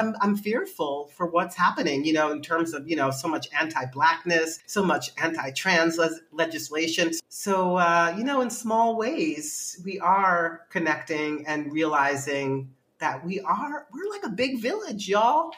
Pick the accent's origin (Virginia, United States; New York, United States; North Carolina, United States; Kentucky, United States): New York, United States; New York City; also born or lived in Bronx / Brooklyn; I am from New York City, born in the Bronx, grew up in Manhattan, and uh, now I live in Brooklyn.